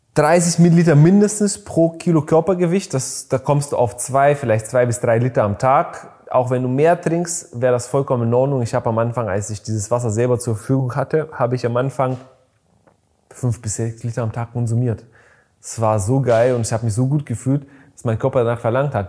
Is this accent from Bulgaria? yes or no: yes; Bulgaria; moved away; ich bin in Bulgarien geboren